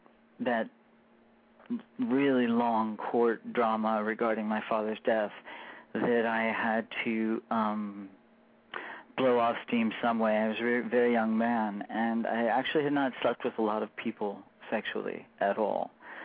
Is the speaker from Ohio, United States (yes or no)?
no; Michigan, United States; also born or lived in Florida / Colorado; essentially, I grew up in Michigan, and in between Michigan and Florida, and then my father moved us to Colorado because that was his dream world.